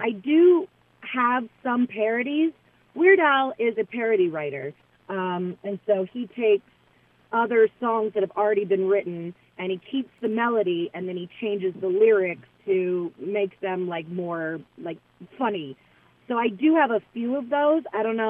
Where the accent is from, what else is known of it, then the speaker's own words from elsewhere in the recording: Las Vegas, Nevada, United States; I'm from Las Vegas. I live in Las Vegas now, and I'm a piano bar entertainer.